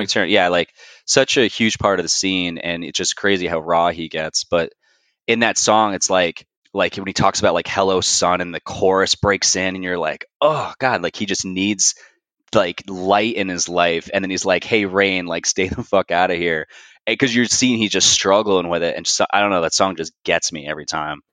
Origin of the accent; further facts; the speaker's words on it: New Jersey, United States; moved away as an adult; now in Raleigh, United States; I'm originally from Jersey, but currently, for the last seven years, I've been living in Raleigh, North Carolina